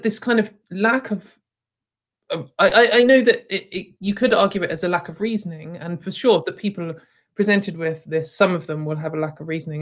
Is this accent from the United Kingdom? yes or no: yes; United Kingdom; as a British person, I've grown up for most of my life looking at America